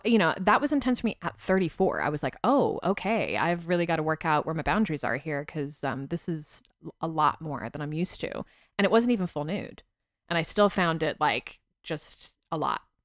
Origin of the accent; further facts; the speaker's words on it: United States; accent: American; moved away; also born or lived in United Kingdom; my American accent in the U K served me very well.